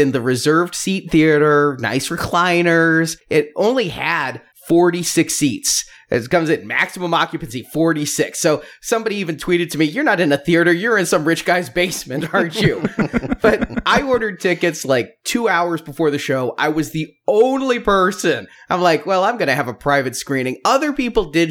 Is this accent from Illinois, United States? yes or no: yes; Illinois, United States; my home state